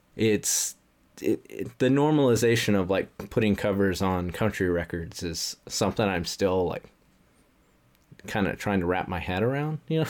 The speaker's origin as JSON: {"language": "English", "region": "the South", "country": "United States", "tie": "born or raised there", "said": "growing up in the South"}